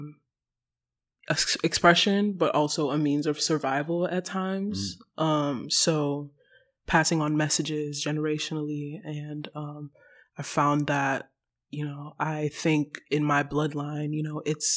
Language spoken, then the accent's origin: English; Nigeria; moved away; Growing up in Nigeria, very religious household